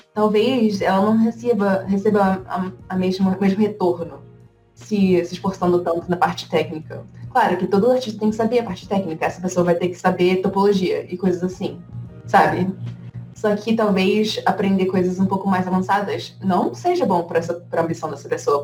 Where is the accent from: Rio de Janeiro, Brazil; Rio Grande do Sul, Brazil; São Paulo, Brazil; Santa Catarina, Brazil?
Rio de Janeiro, Brazil; moved away as an adult; now in United States; eu vim do Rio de Janeiro e na, na, minha época do ensino médio eu decidi que eu ia fazer design gráfico